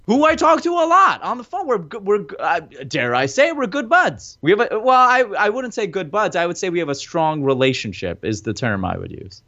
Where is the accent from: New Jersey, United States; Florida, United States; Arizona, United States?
New Jersey, United States; We're both from Jersey.